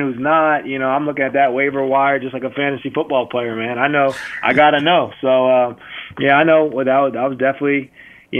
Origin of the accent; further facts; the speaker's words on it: New Jersey, United States; I grew up in New Jersey